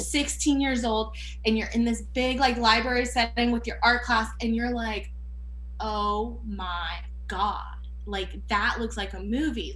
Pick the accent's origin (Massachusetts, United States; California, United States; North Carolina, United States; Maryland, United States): North Carolina, United States; Fayetteville; also born or lived in Canada / Georgia; my parents hit the road and moved to of all places, they picked Fayetteville, North Carolina, which I love my hometown